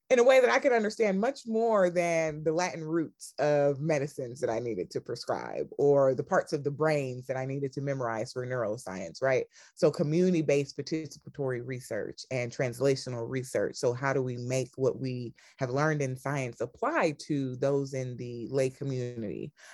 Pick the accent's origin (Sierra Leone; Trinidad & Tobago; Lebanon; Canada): Sierra Leone; also born or lived in College Park, Georgia; I was born in College Park, Georgia. {S1} Okay. {S2} I went back home to Sierra Leone at a very young age. Both of my parents were born there.